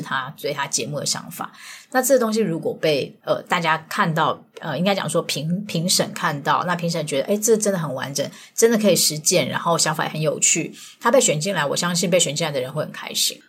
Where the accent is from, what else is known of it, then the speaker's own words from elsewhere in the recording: Taipei, Taiwan; moved away as an adult; also born or lived in southern Taiwan (Kaohsiung); now in Kaohsiung, Taiwan; 我是个台北人，然后跑到南部